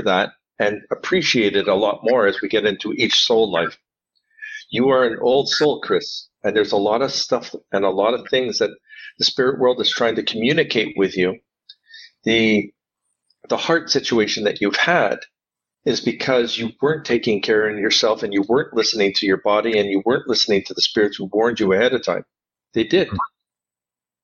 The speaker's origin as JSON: {"language": "English", "country": "Canada", "said": "Now I'm Canadian."}